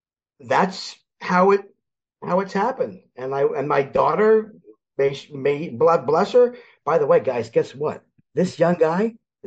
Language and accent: English; Philadelphia, Pennsylvania, United States; born there; Moved back to Philly. I was born in Philly. Moved back to Philly in 95 and back to the Phillies.